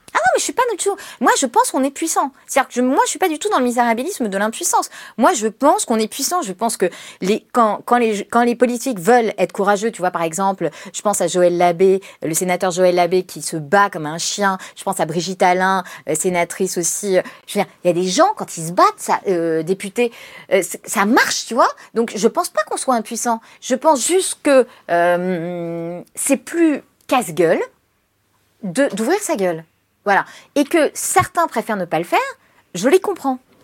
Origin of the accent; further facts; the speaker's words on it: Paris, Île-de-France, France; je suis une parisienne